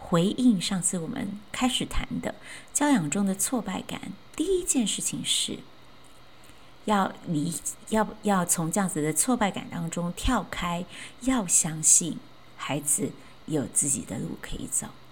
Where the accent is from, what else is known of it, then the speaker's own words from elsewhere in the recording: Chiayi, Chiayi City, Taiwan; 我是在嘉义的乡下长大，当时，呃，虽然那，还算是嘉义市，但其实已经很偏僻